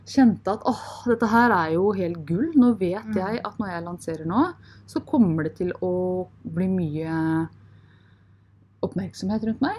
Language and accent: Norwegian; Norway; da var det dag hjemme eller kveld hjemme i Norge.